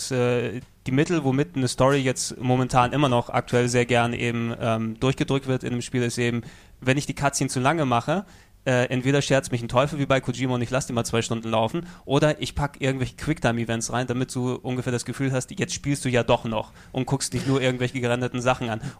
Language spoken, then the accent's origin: German; Greece; Natürlich als äh, Grieche bin ich der God of War-Serie sehr verbunden, wie sie mein kulturelles Erbe jedes Mal vergewaltigt auf der Konsole.